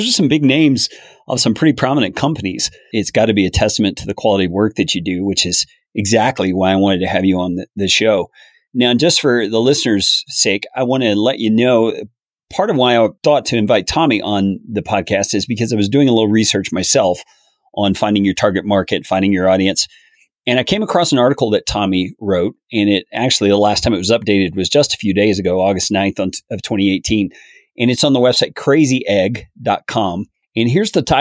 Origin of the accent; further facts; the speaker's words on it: Colorado, United States; Yeah, I'm from Colorado.